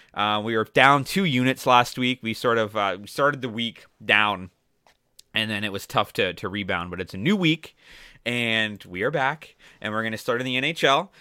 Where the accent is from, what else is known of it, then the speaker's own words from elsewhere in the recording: Toronto, Ontario, Canada; my hometown, Toronto